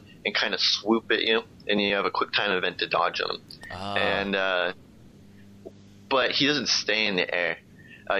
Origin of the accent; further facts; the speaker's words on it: United States; being the American I am